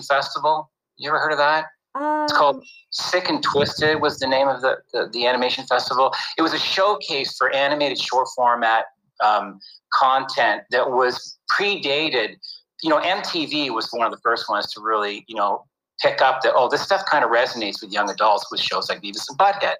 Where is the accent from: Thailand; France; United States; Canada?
Canada; moved away; I grew up in Canada